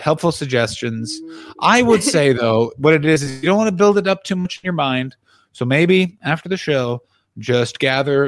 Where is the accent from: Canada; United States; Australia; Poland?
Canada; Ottawa, Ontario; my hometown, Ottawa, Ontario, Canada